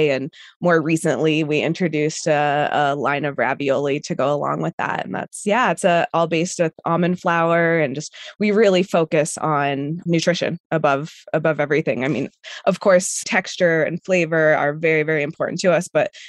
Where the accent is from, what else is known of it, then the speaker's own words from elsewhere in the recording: Colorado, United States; also born or lived in Argentina; I'm from Colorado